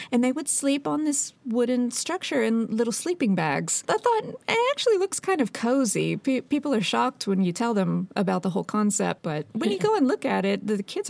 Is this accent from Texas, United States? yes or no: yes; Texas, United States; moved away as an adult; now in Stockholm, Sweden; I came from Texas. It's very warm. I'd experienced snow twice in my life, and it was about an inch, and it melted after an hour.